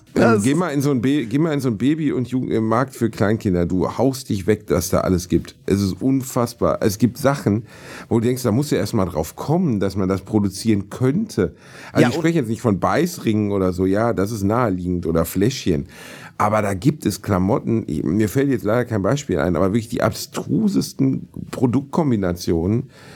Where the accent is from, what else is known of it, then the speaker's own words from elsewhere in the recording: Germany; wir sind ja Deutsche